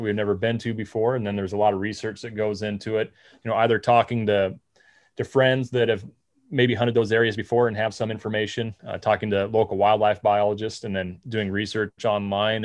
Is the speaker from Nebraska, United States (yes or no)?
yes; Nebraska, United States; I'm from Nebraska